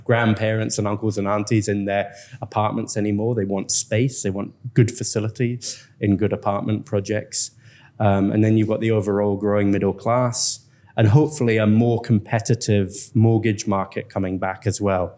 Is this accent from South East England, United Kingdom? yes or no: no; Scotland, United Kingdom; moved away as an adult; now in Vietnam; a Scotsman